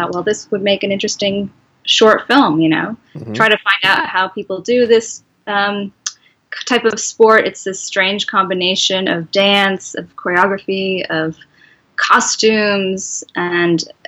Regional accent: Bay Area, California, United States; I grew up in the Bay Area for the most part

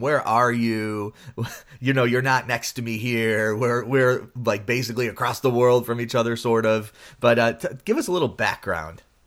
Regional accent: Buffalo, New York, United States; I grew up in Buffalo

